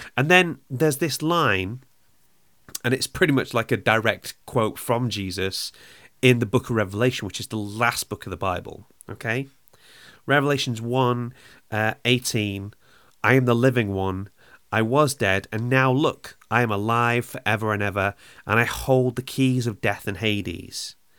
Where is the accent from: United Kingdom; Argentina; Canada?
United Kingdom; Wales; I'm from Wales.